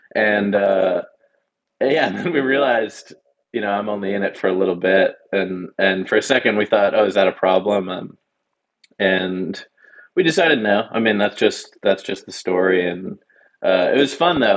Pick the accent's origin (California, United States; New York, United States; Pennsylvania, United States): Pennsylvania, United States; Pittsburgh; now in Austin, United States; just outside of Pittsburgh, PA, which is my uh, my hometown